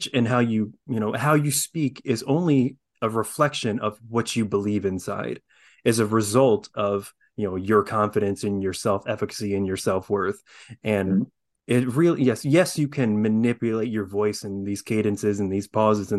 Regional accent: South Korea; born there; With an Irish last name. I'm adopted from South Korea.

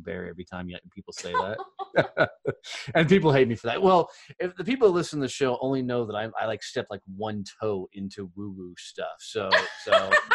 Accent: Texas, United States; I'm like the country boy from Texas

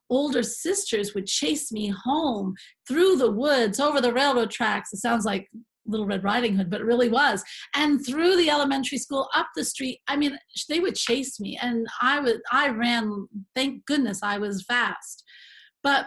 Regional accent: Vermont, United States; I grew up in Vermont on Shelburne Road

